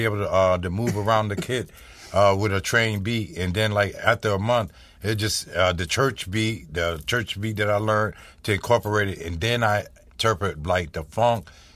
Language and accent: English; Mississippi, United States; I was born in Mississippi